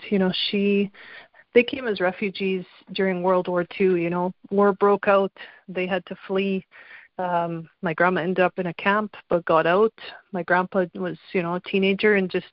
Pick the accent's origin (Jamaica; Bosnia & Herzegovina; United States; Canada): Canada; obviously I'm Canadian